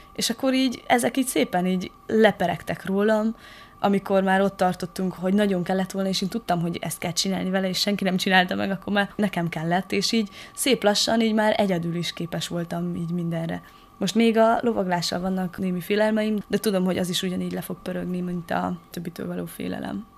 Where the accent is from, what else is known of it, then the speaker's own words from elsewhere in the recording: Madéfalva, Harghita County, Romania; now in Eger, Hungary; Madéfalváról származom, Erdélyben egy kis falucska